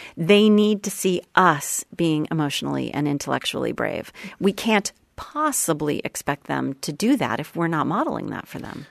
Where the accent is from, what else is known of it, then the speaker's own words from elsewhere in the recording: Sherborn, Massachusetts, United States; I grew up right outside of Boston